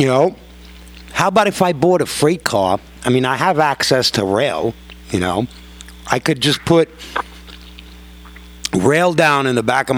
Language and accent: English; New York, United States; accent: New York; me being born and raised in New York